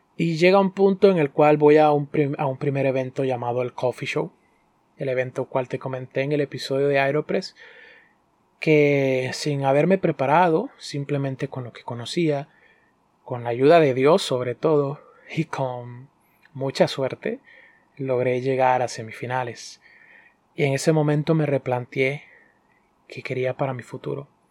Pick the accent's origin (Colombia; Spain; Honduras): Honduras; also born or lived in Dominican Republic; soy hondureño dominicano y soy barista